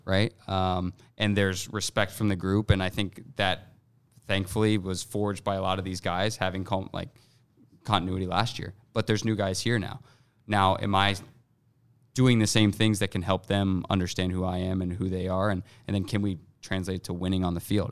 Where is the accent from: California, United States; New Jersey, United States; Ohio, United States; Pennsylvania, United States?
Ohio, United States; Columbus; moved away as an adult; now in Minnesota, United States; This is my hometown. This is my home stadium.